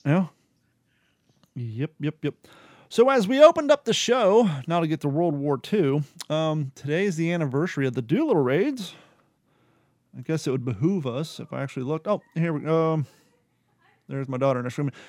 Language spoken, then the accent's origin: English; United States; also born or lived in Ohio / Kentucky / California; now in Florida, United States; I grew up in Ohio and Kentucky